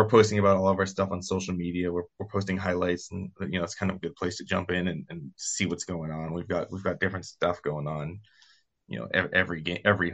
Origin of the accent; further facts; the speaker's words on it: Boston, Massachusetts, United States; now in Reading, United States; I'm from New England, from the Boston area